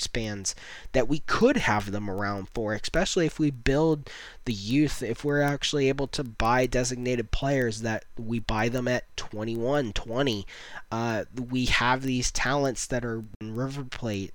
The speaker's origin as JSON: {"language": "English", "country": "United States", "said": "as an American"}